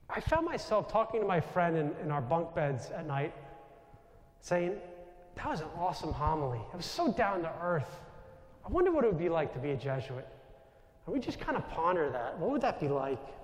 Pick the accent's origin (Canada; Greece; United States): United States; New York; accent: New York; moved away; my New York accent